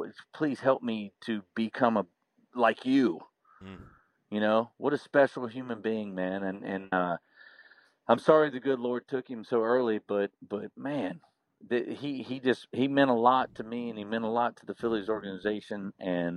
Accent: Jacksonville, Florida, United States; I'm from Jacksonville, Florida

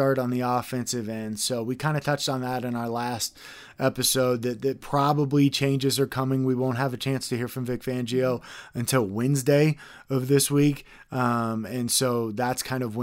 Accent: Texas, United States; growing up in Texas

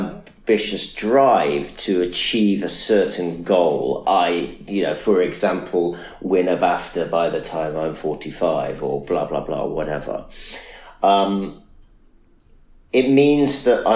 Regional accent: Nottingham, East Midlands, United Kingdom; also born or lived in Manchester; I'm from Nottingham.

